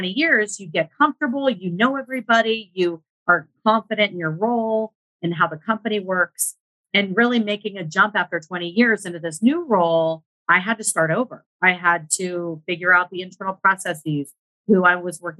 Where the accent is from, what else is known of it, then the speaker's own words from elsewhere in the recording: Northern California, United States; I grew up in Northern California